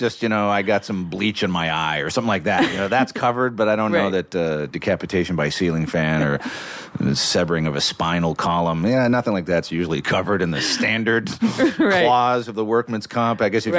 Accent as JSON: {"language": "English", "town": "Toronto", "region": "Ontario", "country": "Canada"}